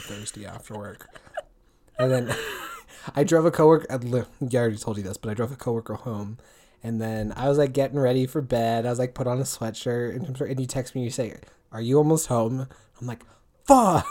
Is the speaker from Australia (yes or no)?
no; Washington, United States; born or raised there; moved away